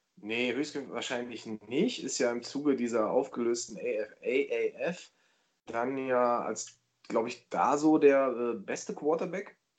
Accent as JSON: {"language": "German", "country": "Germany", "said": "ich bin kein Amerikaner, ich bin Deutscher"}